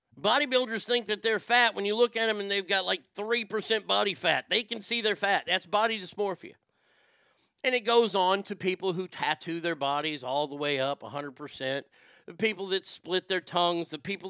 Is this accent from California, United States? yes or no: yes; near San Francisco, California, United States; I was raised near San Francisco